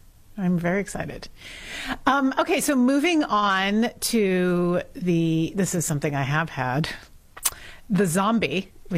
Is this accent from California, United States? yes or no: yes; Los Angeles, California, United States; I grew up in Los Angeles